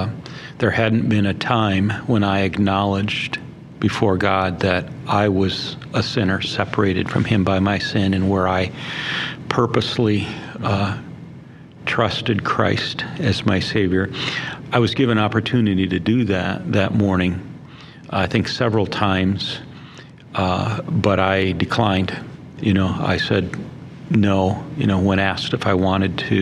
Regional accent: Barron, Wisconsin, United States; I was born and raised in Barron, Wisconsin

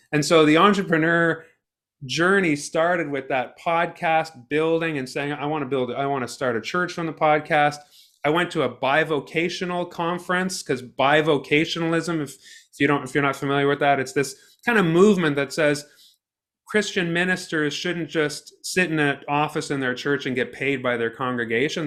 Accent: Ottawa, Ontario, Canada; I grew up in Ottawa

